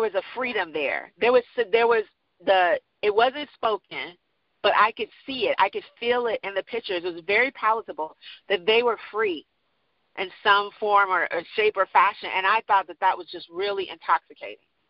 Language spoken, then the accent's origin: English; Chicago, Illinois, United States; also born or lived in New York / England; now in Houston, United States; I grew up in Chicago